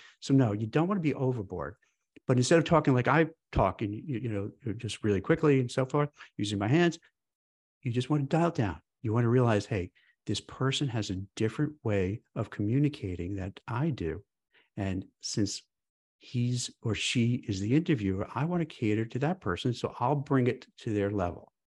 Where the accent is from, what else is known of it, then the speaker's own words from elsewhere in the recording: New York City, New York, United States; I grew up in Brooklyn, New York, and, you know, fast, you know, New York, you talk fast.